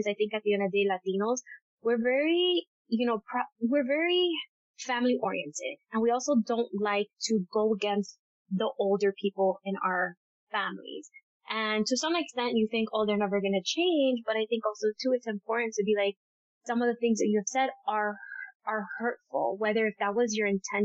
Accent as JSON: {"language": "English", "town": "Miami", "region": "Florida", "country": "United States", "tie": "born or raised there", "moved": "as an adult", "lives_now": "New York, United States", "said": "growing up there, you never feel different."}